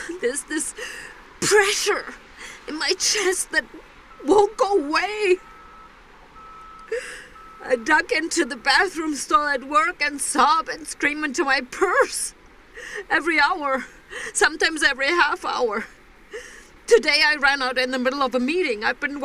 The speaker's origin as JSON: {"language": "English", "region": "Berlin", "country": "Germany", "lives_now": "Jakarta, Indonesia", "said": "We're from Berlin and we're living abroad for a year."}